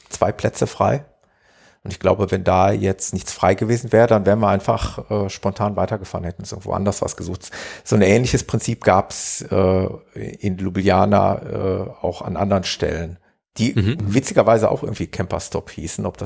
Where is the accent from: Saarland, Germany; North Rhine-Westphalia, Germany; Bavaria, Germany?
North Rhine-Westphalia, Germany; Gelsenkirchen; in etwa so eine Größenordnung wie meine Heimatstadt Gelsenkirchen, würde ich mal sagen.